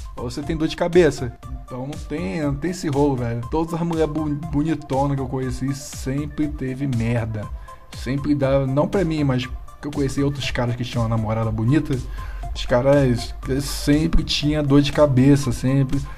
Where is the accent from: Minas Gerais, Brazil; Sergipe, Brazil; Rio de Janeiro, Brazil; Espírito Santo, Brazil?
Rio de Janeiro, Brazil; moved away as an adult; now in São Paulo, Brazil; eu mudei pra São Paulo ainda há pouco também. Eu era do Rio de Janeiro.